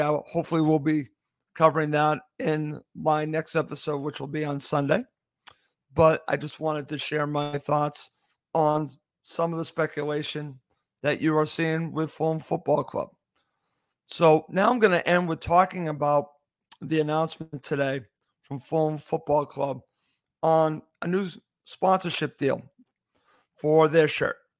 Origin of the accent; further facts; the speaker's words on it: United States; I'm an American